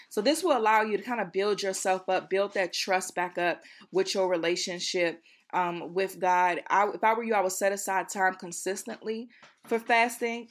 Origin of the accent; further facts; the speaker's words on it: Accokeek, Maryland, United States; also born or lived in Baltimore, Maryland; I'm from Accokeek, Maryland